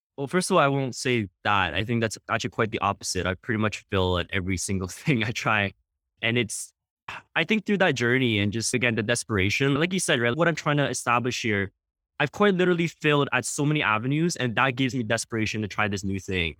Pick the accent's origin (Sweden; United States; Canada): Canada; we're Canadian